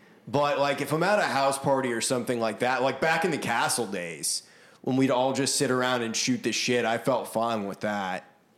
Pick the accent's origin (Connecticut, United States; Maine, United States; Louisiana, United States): Maine, United States; now in Nashville, United States; growing up in Maine